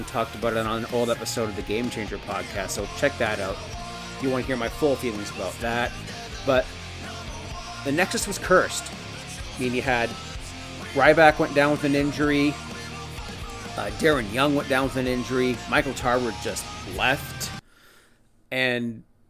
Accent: Canada; I'm Canadian.

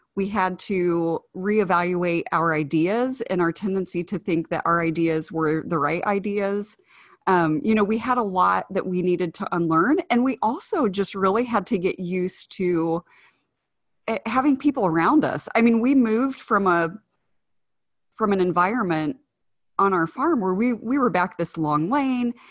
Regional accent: Ohio, United States; moved away; also born or lived in Indiana; that's where I grew up

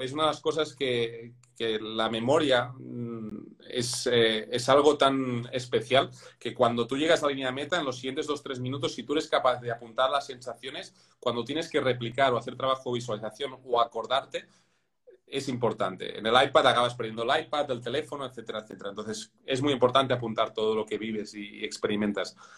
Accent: Spain; soy español

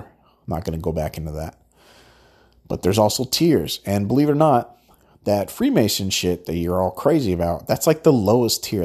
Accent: Southern California, United States; I'm from Southern California

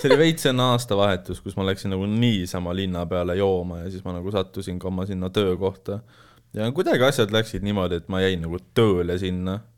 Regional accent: Saare County, Estonia; moved away; ma olen originaalis pärit Saaremaalt

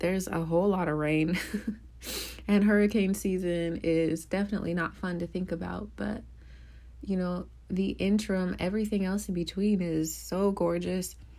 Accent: Midwest, United States; now in New Orleans, United States; I grew up in the Midwest.

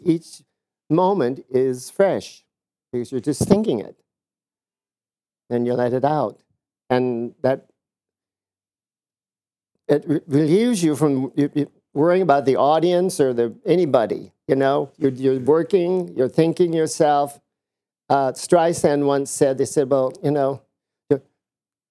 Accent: Indiana, United States; moved away; We're from Indiana, a small town

